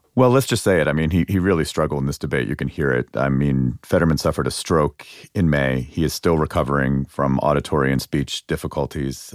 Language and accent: English; Pennsylvania, United States; moved away; my home state of Pennsylvania.